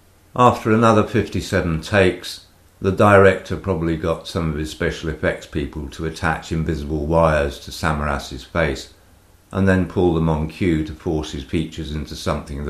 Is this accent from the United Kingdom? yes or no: yes; United Kingdom; moved away as an adult; now in Greece; I'm a legal immigrant. I'm British